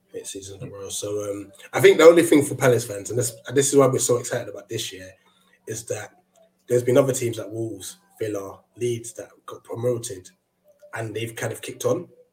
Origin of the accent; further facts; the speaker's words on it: Ghana; as a Ghanaian myself